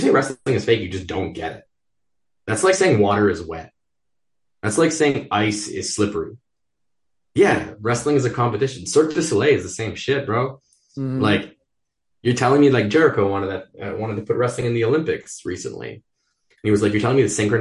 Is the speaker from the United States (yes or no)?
no; Montreal, Quebec, Canada; I grew up in the West Island of Montreal, which is like the one English island in a very French province.